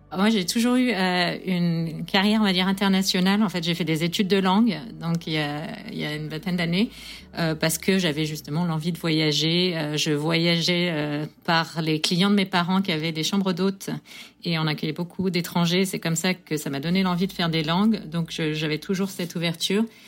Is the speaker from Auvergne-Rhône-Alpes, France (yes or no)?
no; Sarthe, Pays de la Loire, France; moved away as an adult; now in New York, United States; Je viens de la Sarthe